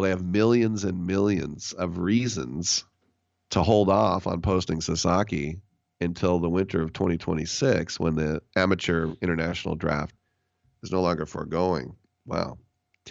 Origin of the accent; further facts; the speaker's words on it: Bay Area, California, United States; also born or lived in Berkeley; growing up in the Bay Area with so many Japanese friends and classmates